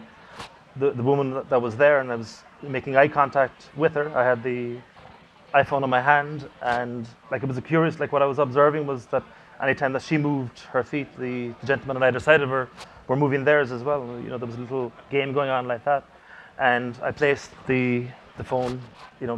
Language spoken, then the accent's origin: English; Cork, Munster, Ireland; my hometown in Cork